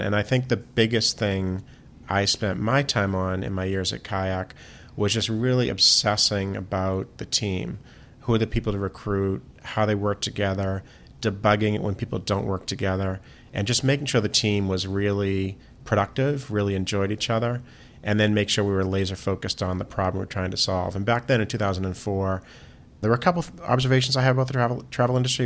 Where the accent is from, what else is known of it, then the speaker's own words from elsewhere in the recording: Boston, Massachusetts, United States; I grew up in Boston.